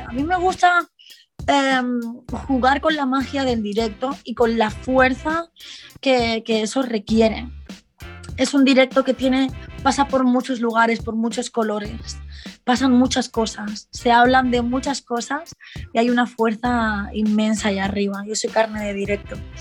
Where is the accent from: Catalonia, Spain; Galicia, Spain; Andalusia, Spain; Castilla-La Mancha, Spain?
Catalonia, Spain; Barcelona; las personas que hemos nacido en los 90, 2000, de, mm, en Barcelona, sobre todo en Barcelona, que es de donde yo vengo